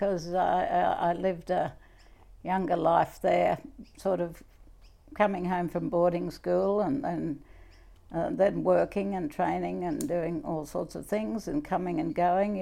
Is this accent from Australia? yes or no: yes; Cunnamulla, Queensland, Australia; also born or lived in Sydney; That's where I was brought up